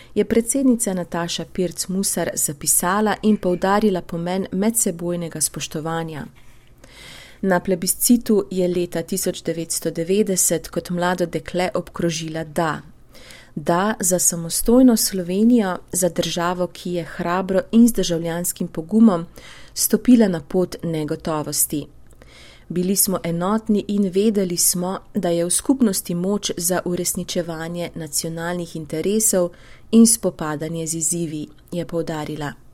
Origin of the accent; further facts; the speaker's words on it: Slovenia; smo Slovenci